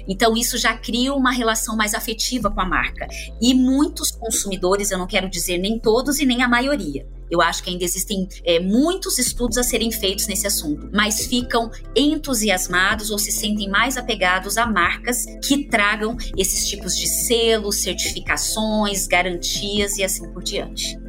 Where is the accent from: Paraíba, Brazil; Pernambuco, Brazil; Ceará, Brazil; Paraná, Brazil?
Paraná, Brazil; interior of; moved away; Eu venho do interior do Paraná e lá é muito forte o cooperativismo ainda que estivesse numa cidade rodeada de cooperativas